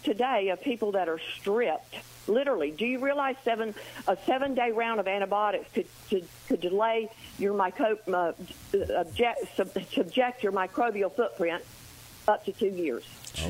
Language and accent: English; the South, United States; I'm from the South, and that's what my mother said, stop eating that dirt.